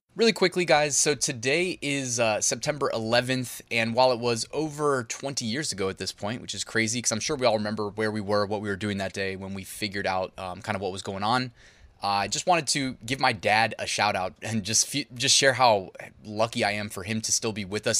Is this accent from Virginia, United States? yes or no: yes; Northern Virginia, United States; we're from Northern Virginia